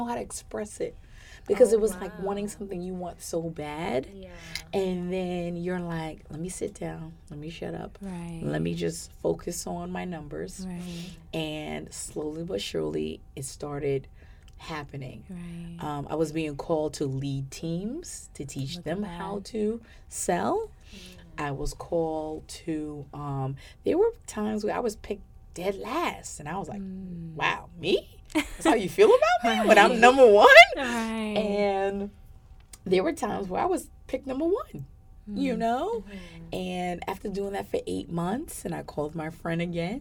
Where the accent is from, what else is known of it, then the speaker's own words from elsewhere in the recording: New York City, New York, United States; moved away; I'm born and raised in New York City